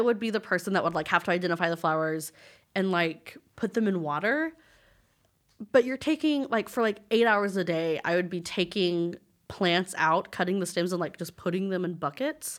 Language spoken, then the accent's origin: English; Lubbock, Texas, United States; moved away as an adult; now in Dallas, United States; my first job when I moved to Dallas, 'cause I'm from Lubbock